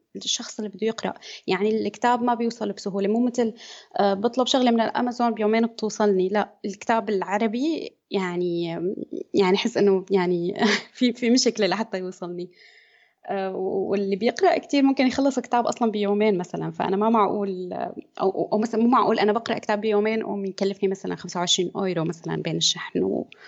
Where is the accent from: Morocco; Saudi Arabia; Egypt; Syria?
Syria; moved away as an adult; now in Germany; أنا من سوريا آه، عمري 30 سنة آه، درست بسوريا هندسة مدنية